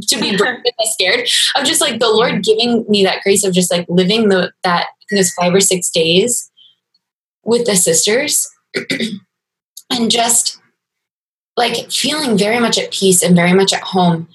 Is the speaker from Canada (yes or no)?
no; Maryland, United States; I grew up in Maryland